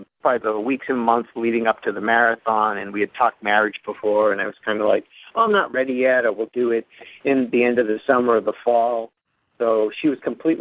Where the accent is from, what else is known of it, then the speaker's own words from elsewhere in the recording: North Attleboro, Massachusetts, United States; I'm from North Attleboro, Mass.